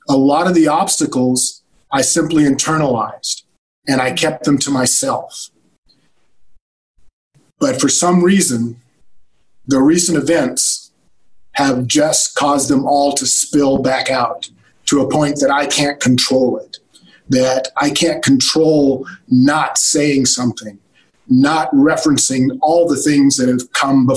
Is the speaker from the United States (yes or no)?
yes; California, United States; also born or lived in Alabama; I was born in Alabama, but I moved to California when I was very young